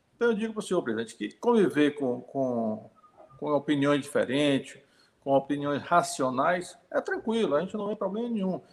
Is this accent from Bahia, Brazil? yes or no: yes; Itabuna, Bahia, Brazil; eu nasci em Tabuna, na Bahia, né? E minha família é aqui de Santo Antônio de Jesus